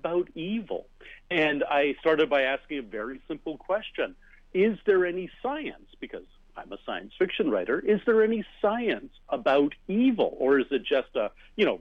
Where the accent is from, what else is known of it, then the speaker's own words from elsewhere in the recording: Canada; I am a Canadian science fiction writer and a member of the Order of Canada